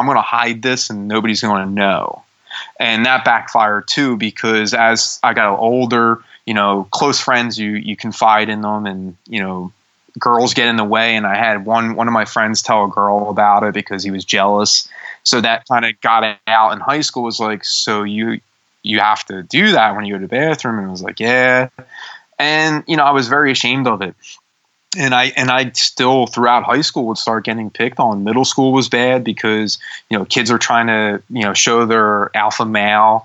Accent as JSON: {"language": "English", "area": "Bucks County", "region": "Pennsylvania", "country": "United States", "tie": "born or raised there", "also_born_or_lived": "Juniata Park, Philadelphia, Pennsylvania", "said": "I grew up in Juniata Park, which is not the nicest areas of Philadelphia. And then we moved to Bucks County. So I started third grade in Bucks County"}